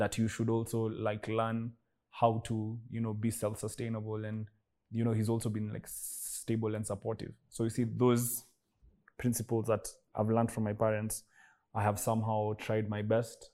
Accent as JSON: {"language": "English", "country": "Kenya", "said": "being Kenyan"}